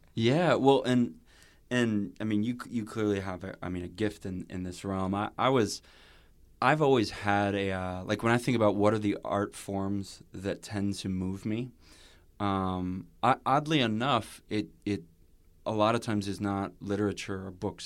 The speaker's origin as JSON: {"language": "English", "area": "near Chicago", "region": "Illinois", "country": "United States", "tie": "born or raised there", "said": "we grew up near Chicago"}